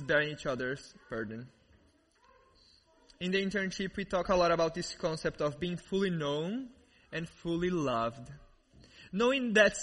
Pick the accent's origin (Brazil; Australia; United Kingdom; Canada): Brazil; accent: thick accent; English is a second language; moved away; I grew up in Brazil, as many of you guys know, and you probably noticed this really amazing accent, this really thick accent.